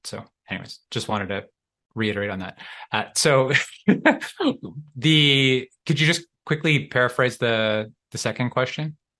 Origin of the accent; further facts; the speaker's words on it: Canada; I'm from Canada